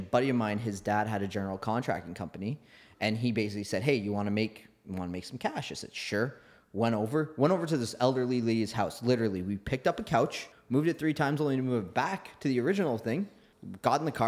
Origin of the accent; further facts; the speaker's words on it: Oakville, Ontario, Canada; growing up in Oakville